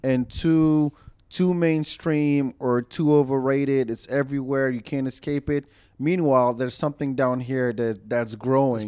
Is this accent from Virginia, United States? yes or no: no; Austin, Texas, United States; we pride ourselves as the live music capital of the world